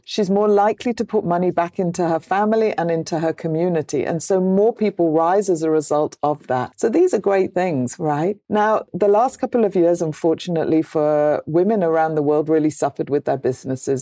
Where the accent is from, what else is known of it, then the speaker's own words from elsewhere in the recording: United Kingdom; I'm British